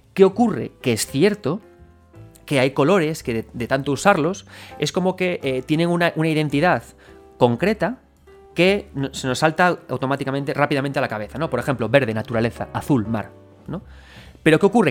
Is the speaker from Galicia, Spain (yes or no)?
yes; Galicia, Spain; soy gallego